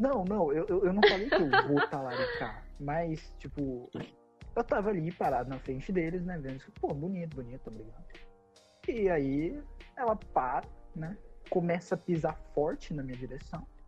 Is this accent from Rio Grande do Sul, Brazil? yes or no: no; Piracicaba, São Paulo, Brazil; eu sou de Piracicaba